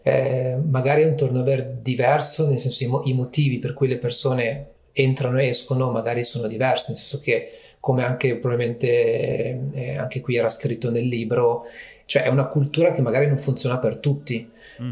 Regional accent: province of Varese, Lombardy, Italy; also born or lived in Milan; essendo appunto della provincia di Varese, comunque avendo vissuto a Milano per tantissimi anni

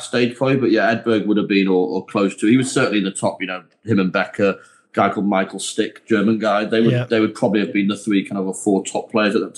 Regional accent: North Wales, United Kingdom; I was born in North Wales, which not many people do know, and lived in a small village called Greanwood, which is just outside Ruthin

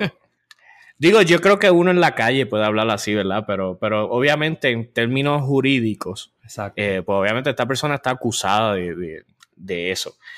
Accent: San Juan metropolitan area, Puerto Rico; accent: área metro de Puerto Rico; nuestro acento hasta ahora, el área metro de Puerto Rico.

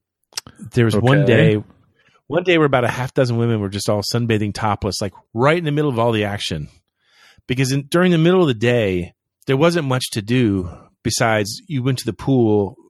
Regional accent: Florida, United States; But, you know, I'm from Florida. You know, you deal.

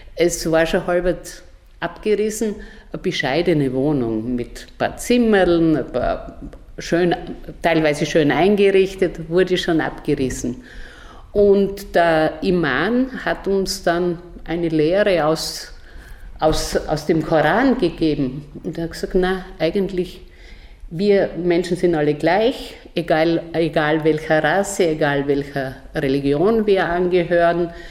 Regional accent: southern Styria, Austria; moved away; also born or lived in Brazil / Mexico; Ich bin aus der Südsteiermark, ein Bauernkind aus sehr einfachen Verhältnissen

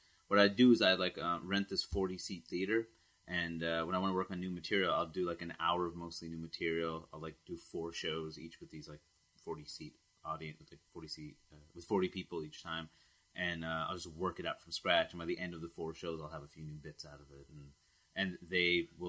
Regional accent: New York City, New York, United States; I'm from Queens, New York

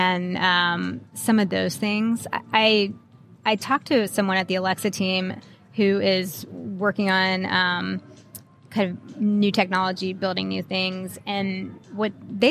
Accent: Texas, United States; now in Seattle, United States; I'm a Texan and I would move there back there in a heartbeat

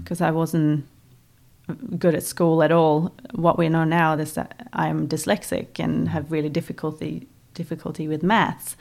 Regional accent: Voss, Vestland, Norway; English is a second language; moved away as an adult; now in New Zealand; my hometown of Vos

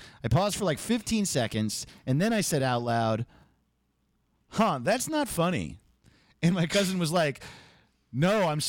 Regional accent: New York, United States; New York, what's up? I'm from New York, so get excited.

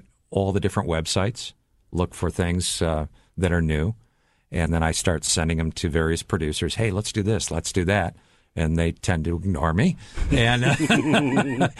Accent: Madison, Wisconsin, United States; I grew up in Madison, Wisconsin

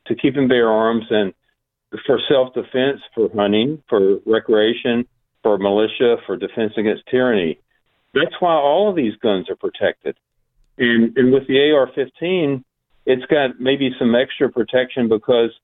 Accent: United States; I'm an American

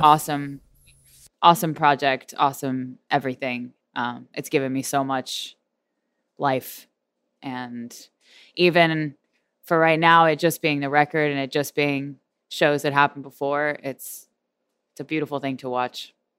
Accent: Houston, Texas, United States; We are from Houston

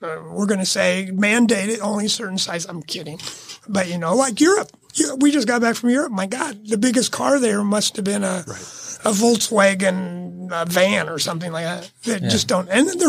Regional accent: United States; I'm an American

